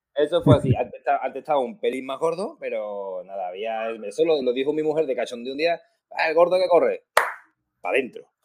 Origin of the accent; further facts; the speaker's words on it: Rota, Andalusia, Spain; gordito, proteño, de Cádiz